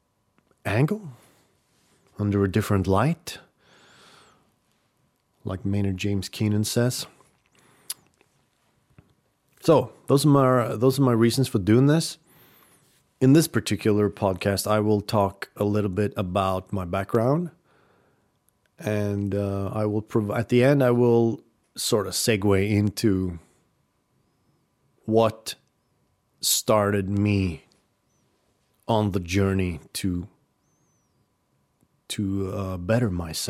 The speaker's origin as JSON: {"language": "English", "region": "Oslo", "country": "Norway", "tie": "born or raised there", "also_born_or_lived": "Rykkinn, Norway", "said": "we had lived in Oslo, what was it, 5 years? from when I was 5 years old to when I was 10 years old"}